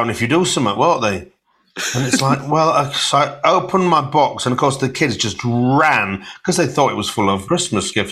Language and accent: English; Hull, Yorkshire and the Humber, United Kingdom; I'm from Hull, and I was born on a council estate. I was born on a council estate called Bransholme